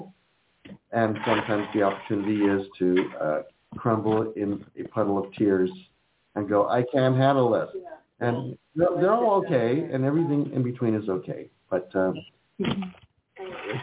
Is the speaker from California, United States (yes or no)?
yes; California, United States; also born or lived in Philadelphia, Pennsylvania; I'm a California boy who happened to be born in Pennsylvania